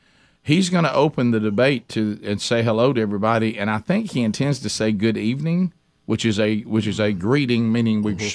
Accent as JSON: {"language": "English", "region": "Alabama", "country": "United States", "said": "we're from Alabama."}